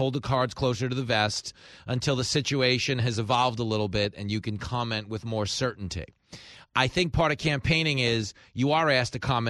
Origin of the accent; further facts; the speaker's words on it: New York City, New York, United States; I am here in my hometown in New York City.